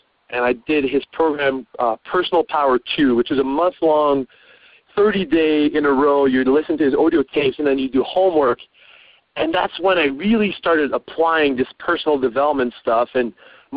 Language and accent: English; Montreal, Quebec, Canada; moved away as an adult; also born or lived in Vancouver / Australia; I was from Montreal, from the French part of Canada